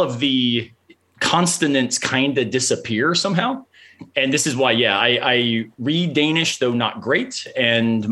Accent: the South, United States; I'm from the South.

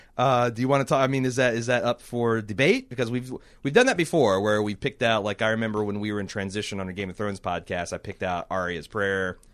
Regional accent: United States; I'm an American

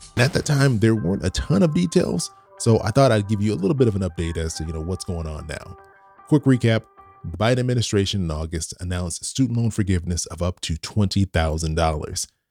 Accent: California, United States; my home state, are California

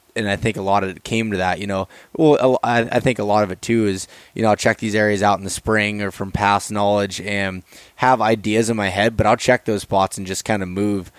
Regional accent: Pennsylvania, United States; in Pennsylvania, it seems to take me, even though it's my home state and I know it better than ever

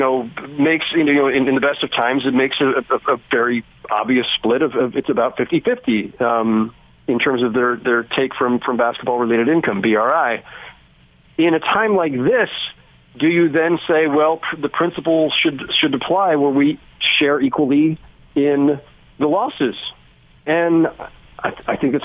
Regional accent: California, United States; moved away as an adult; now in New York, United States; I'm from California originally, but I've been here 16 years now.

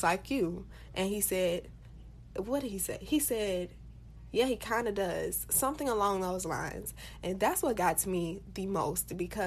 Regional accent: Florida, United States; I am from Florida

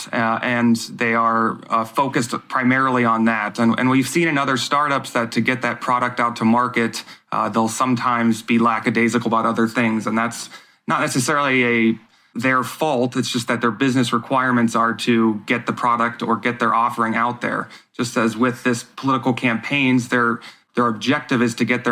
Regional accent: United States; as an American voter

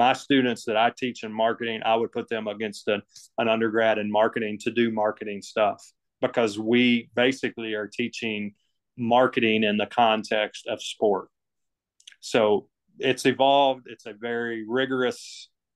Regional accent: Cookeville, Tennessee, United States; moved away as an adult; now in Texas, United States; my hometown, Cookeville, Tennessee.

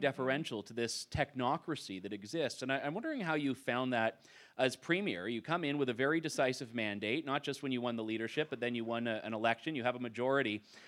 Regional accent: Ontario, Canada; I'm from Ontario

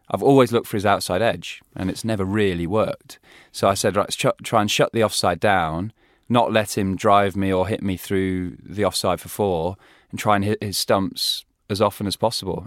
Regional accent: England, United Kingdom; we as English

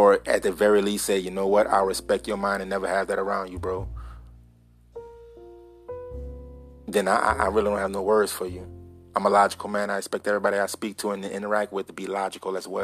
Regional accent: United States; I'm an American

